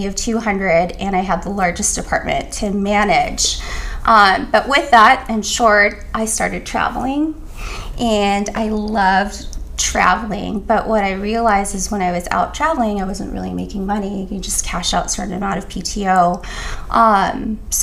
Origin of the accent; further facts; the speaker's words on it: Canada; now in United States; I'm Canadian.